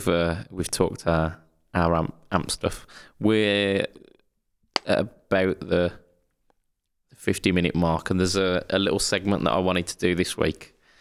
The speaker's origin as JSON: {"language": "English", "region": "Midlands", "country": "United Kingdom", "said": "Yes, I'm a man from the Midlands."}